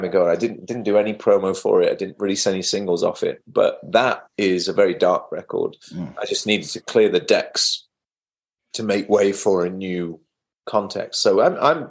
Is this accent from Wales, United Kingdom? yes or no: yes; Wales, United Kingdom; moved away; also born or lived in England; I'm from Wales originally, in the west of England, little addendum to England